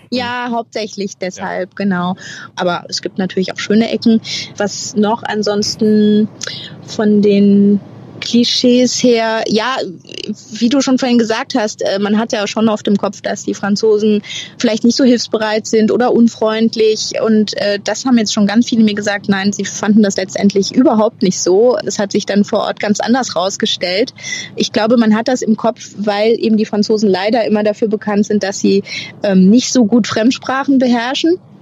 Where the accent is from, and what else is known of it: Germany; moved away as an adult; now in France